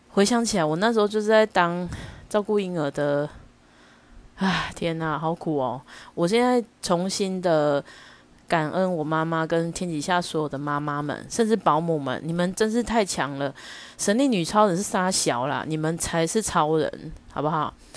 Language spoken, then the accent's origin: Chinese; Taichung, Taiwan; 我们台中人